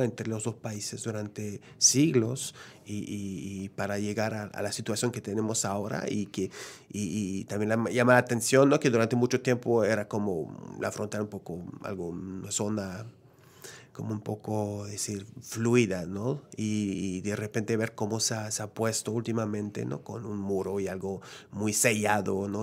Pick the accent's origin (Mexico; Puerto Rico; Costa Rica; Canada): Canada; Quebec; yo soy de Quebec, ¿no? Que, que, la lengua principal es el francés